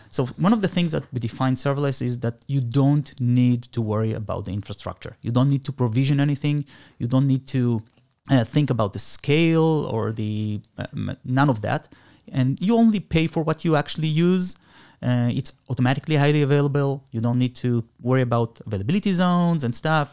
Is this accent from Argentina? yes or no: yes; Argentina; now in Israel; I was born in Argentina. I made Aliyah a long time ago, la, uh, seventy-one.